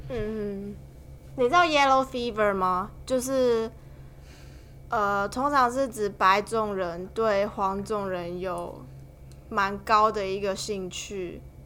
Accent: Taiwan; 我们台湾人讲的那个约会

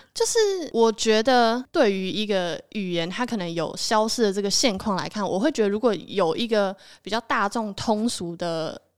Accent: Taiwan; first language Taiwanese Hokkien; Chinese is a second language; 我其实算是以台语为母语的，因为我小时候是给我阿妈带大的

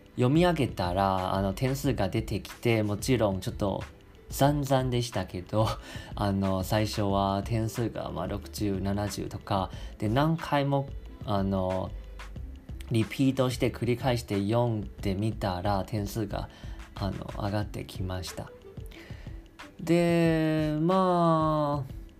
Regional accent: Taiwan; Japanese is a second language; 台湾出身

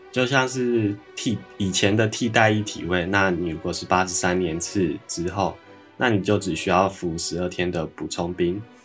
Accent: Taoyuan, Taiwan; 我是桃园人，所以 我先在桃园后站集合

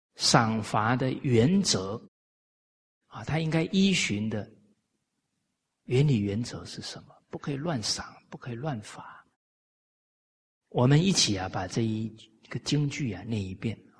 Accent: Taiwan; now in Malaysia; 我在台湾长大

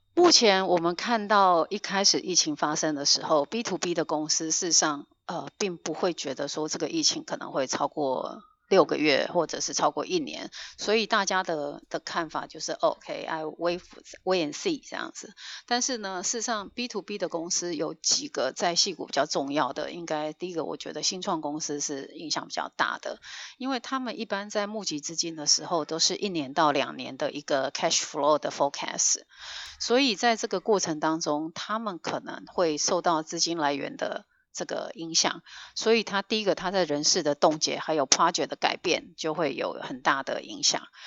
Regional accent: Taiwan; now in Northern California, United States; 我们台湾人真的是在各个角落

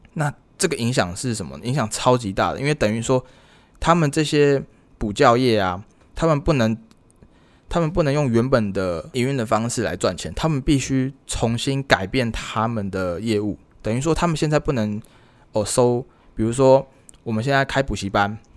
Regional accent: Taiwan; 我是台湾人

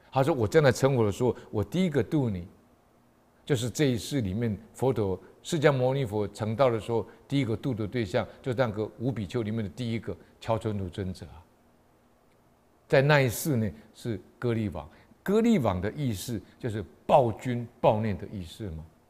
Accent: Taiwan; 我们台湾人

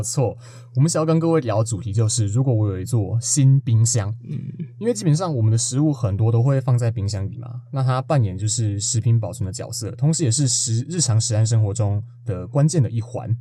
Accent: Nantou County, Taiwan; 我是南投人

